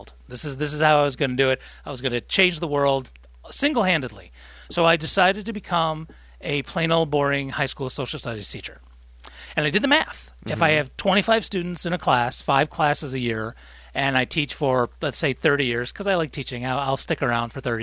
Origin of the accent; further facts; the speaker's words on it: Rochester, New York, United States; I'm from Rochester